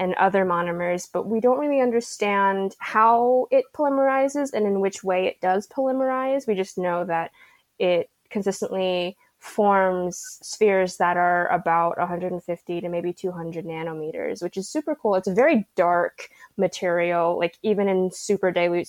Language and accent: English; Santa Clarita, California, United States; now in San Diego, United States; I'm from a little bit north of San Diego. So I'm from Santa Clarita.